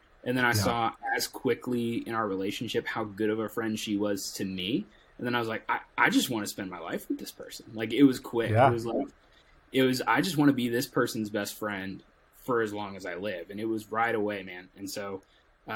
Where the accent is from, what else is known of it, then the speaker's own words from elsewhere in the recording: Tampa, Florida, United States; I'm originally from Tampa, Florida. So born and raised a Tampa Bay, Bucks fan.